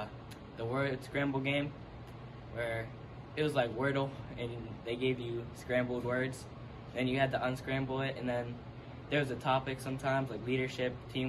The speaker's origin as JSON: {"language": "English", "town": "McKeesport", "region": "Pennsylvania", "country": "United States", "said": "I play football, baseball, basketball, and I'm from McKeesport."}